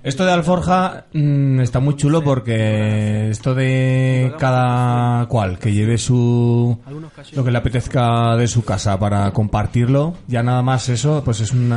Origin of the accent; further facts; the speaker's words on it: Tarazona, Aragon, Spain; de mi pueblo, de un pueblito del Moncayo